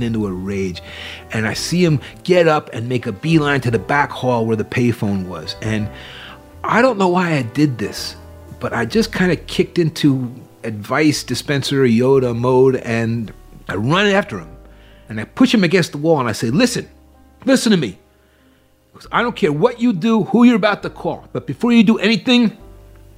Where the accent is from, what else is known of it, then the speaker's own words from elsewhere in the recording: New Jersey, United States; I'm a kid from New Jersey